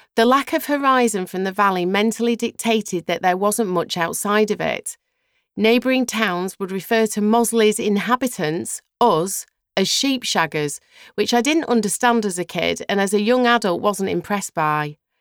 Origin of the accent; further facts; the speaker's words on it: Mossley, North West England, United Kingdom; moved away; also born or lived in London / Los Angeles; I still love my hometown, and I've learned to appreciate it entirely as an adult and certainly as a mother. Being brought up there was a blessing